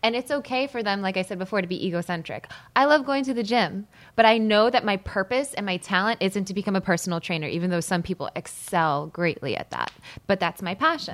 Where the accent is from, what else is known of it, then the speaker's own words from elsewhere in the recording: Malvern, Pennsylvania, United States; I'm from Malvern, Pennsylvania, so prom was like an event there